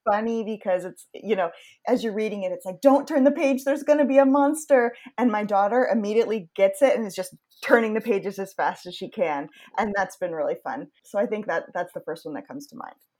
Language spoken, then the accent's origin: English; Yarmouth, Maine, United States; moved away; I grew up in Yarmouth, which is between Portland and Freeport.